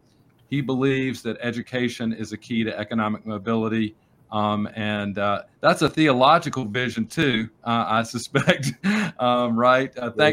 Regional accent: Pittsburgh, Pennsylvania, United States; I'm from Pittsburgh.

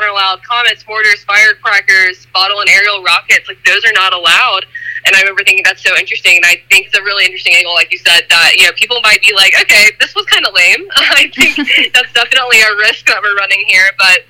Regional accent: Alabama, United States; moved away; I grew up in Alabama, and, it's not nearly as dry there

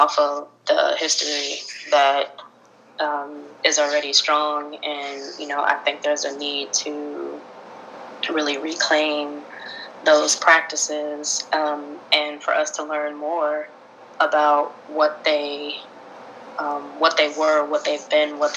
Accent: United States; we are coming from the United States

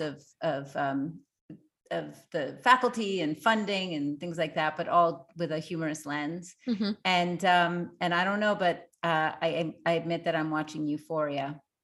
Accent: Montreal, Quebec, Canada; I grew up in Montreal.

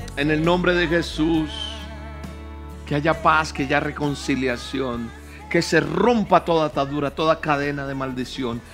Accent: Colombia; Bendigo mi tierra, Colombia.

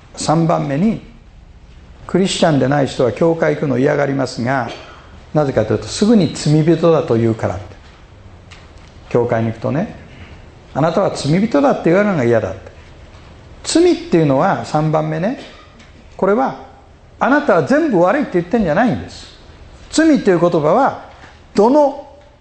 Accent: Osaka, Japan; 僕は大阪出身で

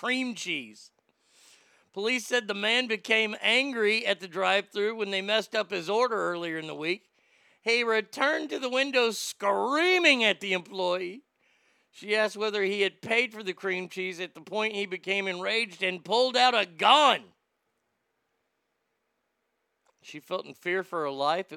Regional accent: United States; as an American

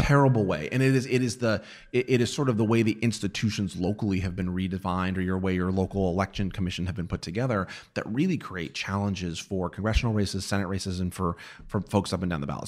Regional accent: New Mexico, United States; moved away; I'm from New Mexico. I am, I am from a state Uh, you know, when I was a kid, we were always forty-ninth

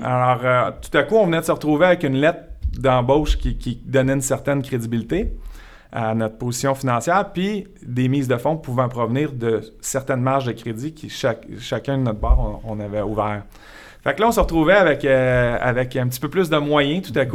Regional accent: Montreal region, Quebec, Canada; also born or lived in Sherbrooke, Quebec; un gars originaire de Sherbrooke, resté là jusqu'à 7 ans. Ensuite de ça, mon père a un travail à Montréal, donc on s'est envenu dans la région de Montréal

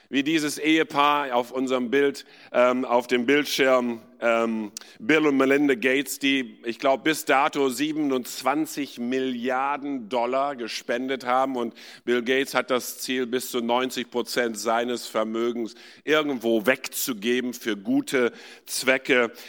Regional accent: India; ich bin in Indien geboren und aufgewachsen, war in einer Internatsschule dort

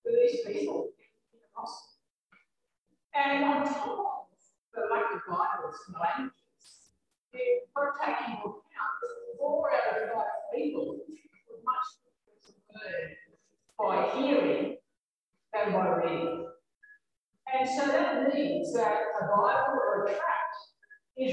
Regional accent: Ireland; I grew up in Ireland

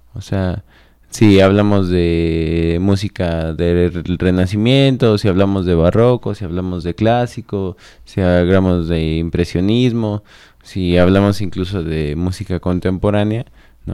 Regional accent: Celaya, Guanajuato, Mexico; Yo soy celayense. Cajetero. De, cajetero, de 27 años. Crecí viendo al Atlético

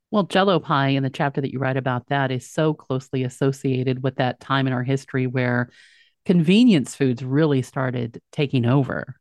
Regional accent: Texas, United States; where I grew up in Texas

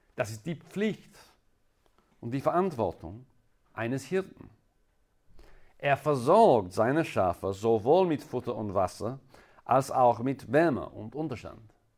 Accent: England, United Kingdom; German is a second language; now in Innsbruck, Austria; Ihr könntet wahrscheinlich in meinem Akzent hören, dass äh, ich komme ursprünglich aus England

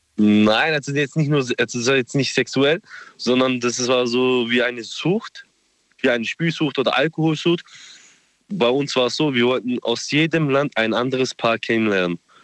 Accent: Gosbach, Baden-Württemberg, Germany; ich komme aus Gosbach.

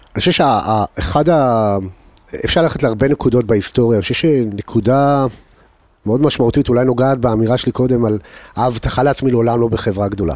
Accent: Holon, Tel Aviv District, Israel; moved away as an adult; also born or lived in United States; תעודת הזהות שלי תראה שנולדתי בחולון

